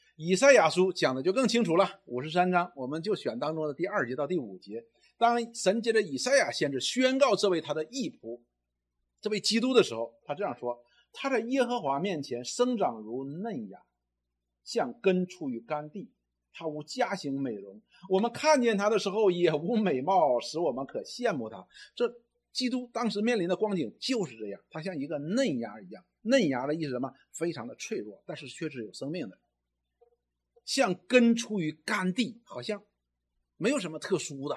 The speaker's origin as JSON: {"language": "Chinese", "country": "China", "said": "我们中国人常常讲一句话：“你知道你是谁吗？”"}